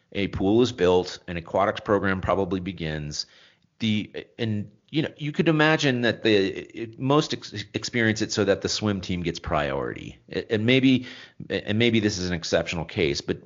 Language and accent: English; Long Beach, California, United States; I grew up in Long Beach